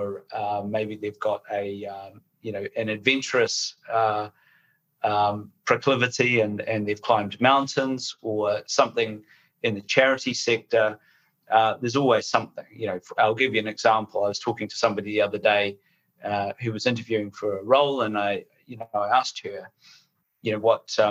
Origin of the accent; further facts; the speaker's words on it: New Zealand; moved away as an adult; now in United Kingdom; You can probably tell from my accent, I'm a New Zealander